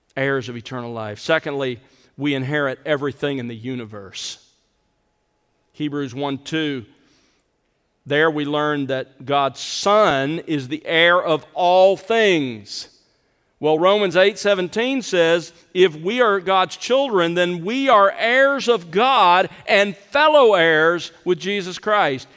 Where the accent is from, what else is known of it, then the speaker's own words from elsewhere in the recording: the South, United States; growing up in the South, uh, we grew up calling our father Daddy